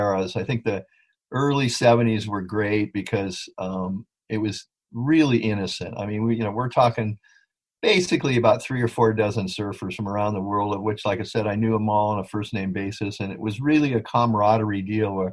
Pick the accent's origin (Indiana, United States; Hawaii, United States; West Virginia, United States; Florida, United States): Hawaii, United States; I grew up here in Hawaii. So being a Haole Hawaiian really helped understand the local psyche